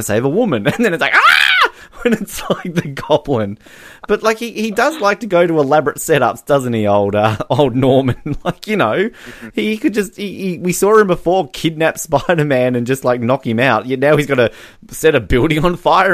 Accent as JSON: {"language": "English", "country": "Australia", "said": "I'm Australian"}